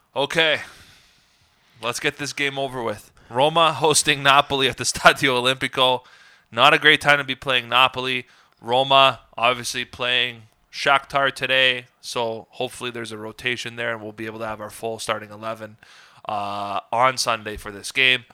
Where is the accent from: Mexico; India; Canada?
Canada; as a Canadian soccer fan